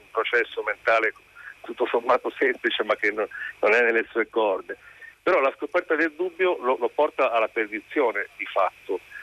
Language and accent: Italian; Liguria, Italy; lui è ligure come me